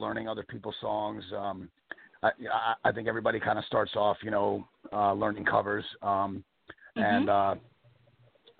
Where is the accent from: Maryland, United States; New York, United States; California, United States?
Maryland, United States; Bowie; moved away as an adult; also born or lived in Baltimore, Maryland / Asbury Park, New Jersey / Louisville, Kentucky; I was born in Baltimore. I grew up in Maryland, in Bowie, Maryland, not far from the Chesapeake Bay